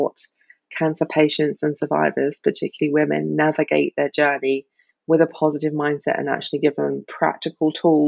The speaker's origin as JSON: {"language": "English", "country": "United Kingdom", "also_born_or_lived": "Australia", "moved": "as an adult", "lives_now": "Germany", "said": "I am a Brit living in the sunny southwest of Germany."}